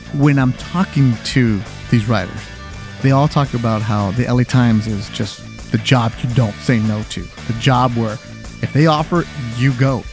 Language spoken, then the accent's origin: English; Los Angeles, California, United States; as a kid born and raised in Los Angeles